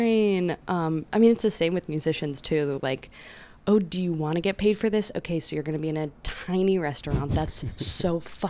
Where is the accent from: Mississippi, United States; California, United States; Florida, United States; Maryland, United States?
Maryland, United States; Bowie; now in New York, United States; I'm from here. I'm from a small town in Bowie.